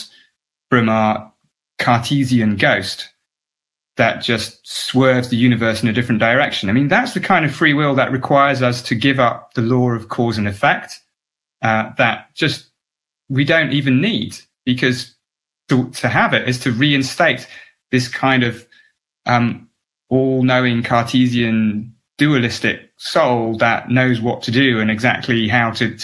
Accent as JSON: {"language": "English", "region": "England", "country": "United Kingdom", "tie": "born or raised there", "said": "because I grew up in England"}